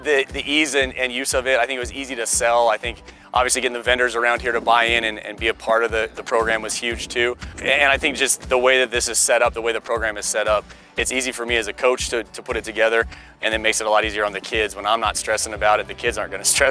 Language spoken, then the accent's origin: English; Colorado, United States; born and raised in Colorado, played locally high school at Columbine High School